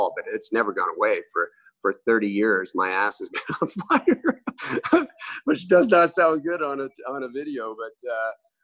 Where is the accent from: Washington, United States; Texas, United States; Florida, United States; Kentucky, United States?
Texas, United States; Amarillo; now in Canada; I was born in Amarillo, Texas